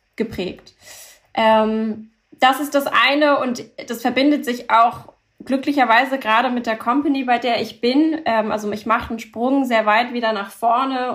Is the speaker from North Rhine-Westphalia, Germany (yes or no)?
no; Hamburg, Germany; German is a second language; also born or lived in Paris; bin in Hamburg geboren, aufgewachsen